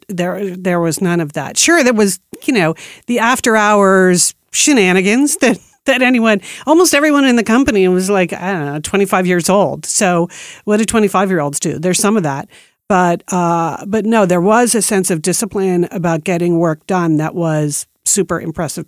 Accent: East Coast, United States; moved away as an adult; also born or lived in New York City / Beaverton, Oregon; I grew up on the East Coast, and when I moved to Nike, I had, I was moving from New York City to Beaverton, Oregon

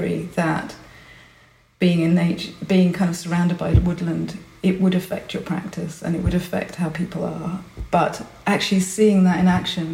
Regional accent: Budapest, Hungary; moved away; also born or lived in Berlin, Germany; I was born in Budapest. We lived in Berlin

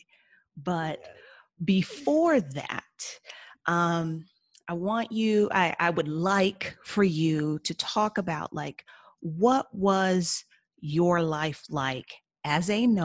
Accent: United States; now in Mexico; it's obvious that I'm American

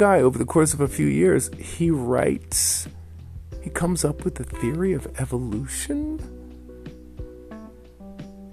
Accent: New York City, New York, United States; growing up in Queens, we're sharing a room, we're kids

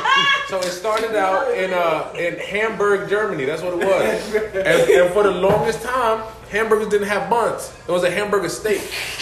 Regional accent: Ethiopia; moved away; also born or lived in Greenville, North Carolina; I grew up in Ethiopia.

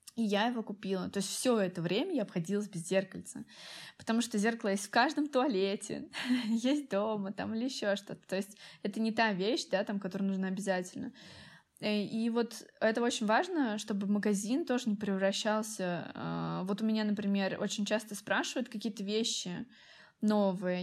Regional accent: Tolyatti, Samara Oblast, Russia; moved away; и сама я из Тольятти.

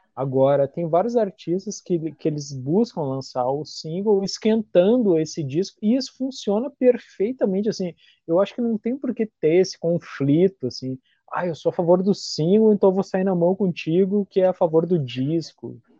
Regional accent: Brazil; eu como brasileiro

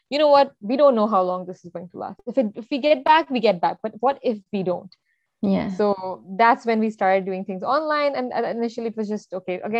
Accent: Saudi Arabia; Because I grew up in Saudi, we had Arabs all around us but we never learned Arabic for some reason.

